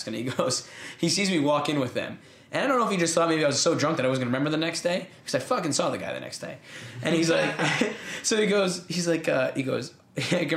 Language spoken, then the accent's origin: English; United States; I'm not just American, I'm an American in the military